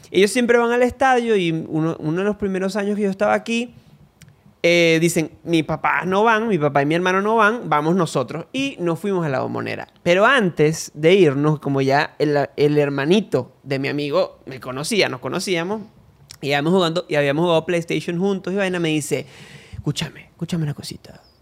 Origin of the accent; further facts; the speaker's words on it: Venezuela; also born or lived in Argentina; yo soy un venezolano viciado.